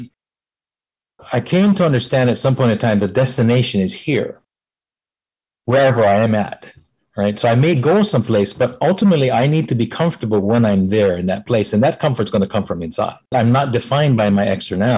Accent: Hawaii, United States; born or raised there

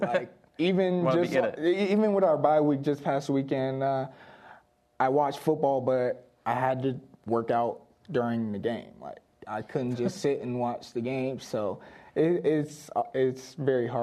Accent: North Carolina, United States; moved away; I grew up in North Carolina, but I also grew up here as well

